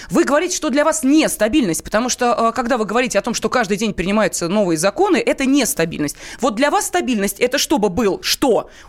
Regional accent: Crimea, Ukraine; Я сам из Крыма вижу все воочию.

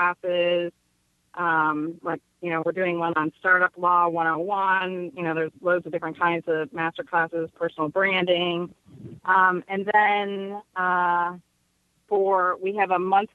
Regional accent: Detroit, Michigan, United States; moved away; also born or lived in Oregon / San Francisco; I'm from Detroit, you know, 87%, you know, Black community.

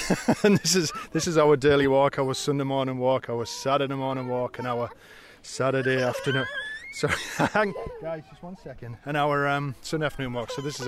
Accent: Canada; moved away; We just moved into the area. We come from Canada, so we've never really had exposure to steam trains.

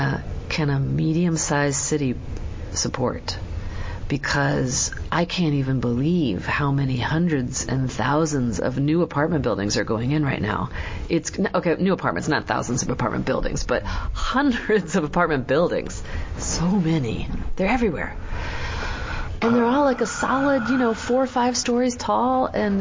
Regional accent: Wisconsin, United States; also born or lived in California; now in Portland, United States; I am an immigrant. I came from Wisconsin, though.

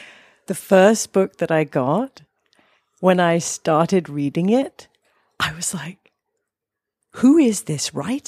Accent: England, United Kingdom; I grew up in that world. I grew up in England without a television.

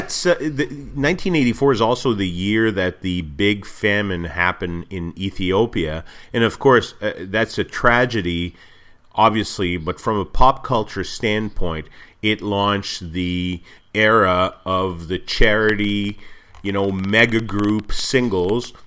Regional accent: Montreal, Quebec, Canada; I grew up in Montreal, but we spent most of our, all of our summers in, just across the border in the U S

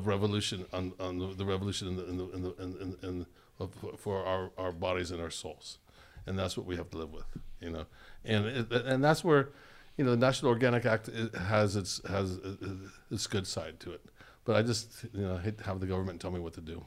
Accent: California, United States; I'm, I'm from California.

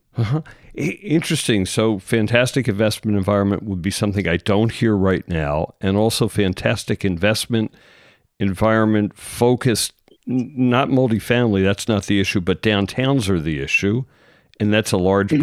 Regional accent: Philadelphia suburbs, Pennsylvania, United States; I'm from the Philadelphia suburbs

